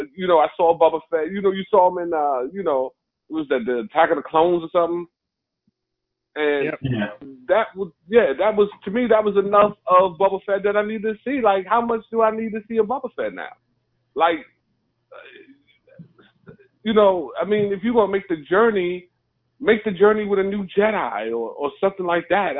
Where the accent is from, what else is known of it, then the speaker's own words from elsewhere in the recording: New York, United States; I'm from New York